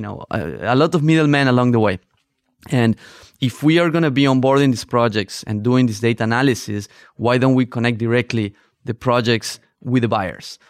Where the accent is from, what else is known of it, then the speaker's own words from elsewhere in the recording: northern Argentina, Argentina; moved away as an adult; also born or lived in Barcelona, Spain; I grew up in Argentina, in the north of Argentina